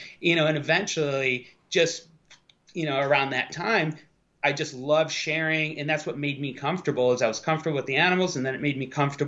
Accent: Buffalo, New York, United States; I grew up about 6 hours west of New York, in Western New York, kind of near the Lake Erie, the Buffalo Niagara Falls area

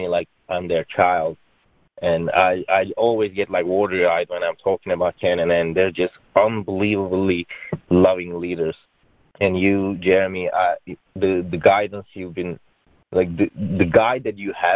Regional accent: Turkey; moved away as an adult; I'm originally from Turkey. I came here about 12 years ago for getting my computer engineering degree

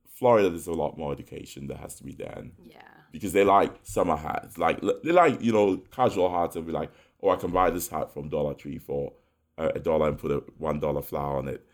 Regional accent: Ghana; also born or lived in United Kingdom / New York; now in United States; my friends that we grew up with in Ghana, in the UK

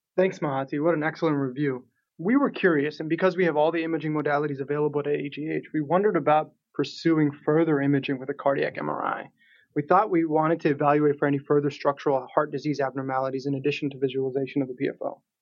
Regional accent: Toronto, Ontario, Canada; now in Pittsburgh, United States; I'm originally from Toronto, Canada

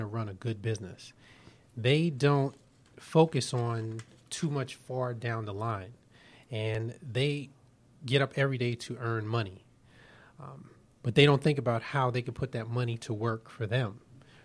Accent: New York City, New York, United States; moved away as an adult; now in Atlanta, United States; I'm originally from Brooklyn, New York

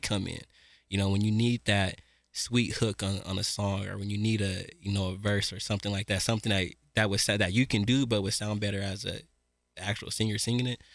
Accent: Denver, Colorado, United States; I'm from Mount Bello

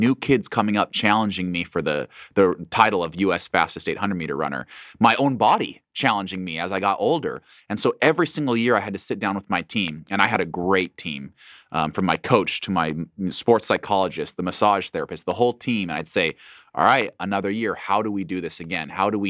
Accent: Boise, Idaho, United States; short, stocky, white kid growing up in Boise. Not exactly someone that would be pegged as a track and field Olympian one day, but Boise is a wonderful place to grow up.

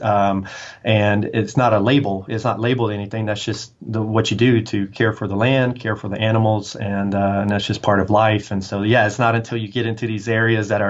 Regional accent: Texas, United States; coming from Texas, coming from a small, really small town, rural town

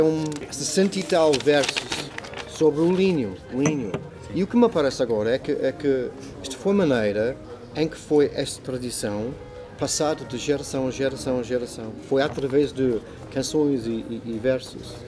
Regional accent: Burnham, South East England, United Kingdom; Portuguese is a second language; now in Portugal; Nasci na Inglaterra

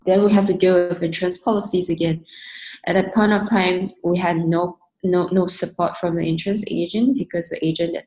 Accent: Singapore; also born or lived in London, United Kingdom; I moved back to Singapore from London back in 2013. Mainly was because of my family

